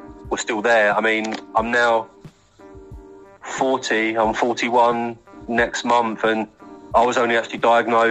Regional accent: Faversham, South East England, United Kingdom; I'm from Faversham. I mean, Kent's a beautiful county. I'm lucky to live

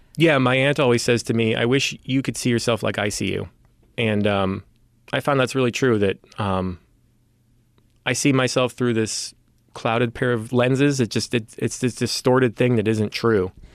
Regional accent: San Francisco, California, United States; I was born and raised here in San Francisco

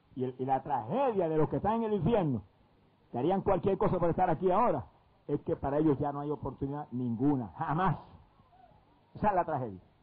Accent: Puerto Rico; en mi país

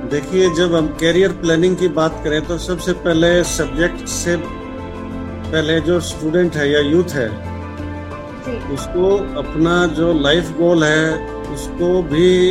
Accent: Haryana, India; मैं हरियाणा से बिलोंग करता हूँ

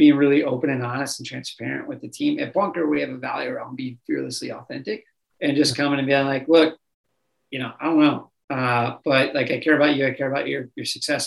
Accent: Minnesota, United States; I grew up in Minnesota

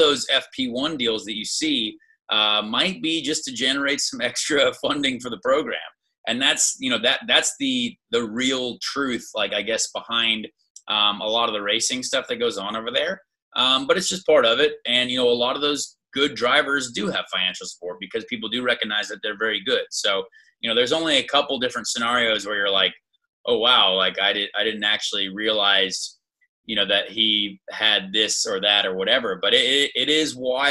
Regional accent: United States; it was brutal to be over there as an American

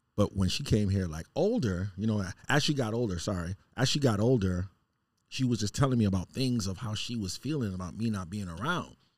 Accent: New York City, New York, United States; moved away; Growing up in Queens

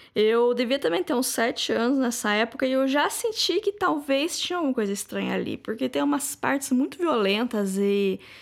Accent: Lençóis Paulista, São Paulo, Brazil; em Lençóis, que é a minha cidade natal

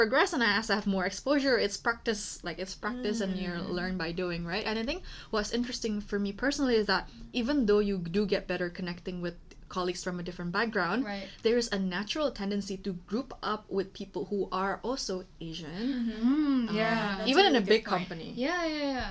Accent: Indonesia; now in London, United Kingdom; we come from Indonesia

